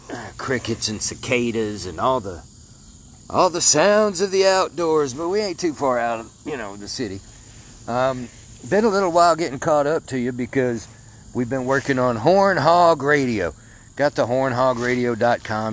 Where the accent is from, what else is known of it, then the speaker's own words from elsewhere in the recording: Mandeville, Arkansas, United States; I grew up in Mandeville, Arkansas.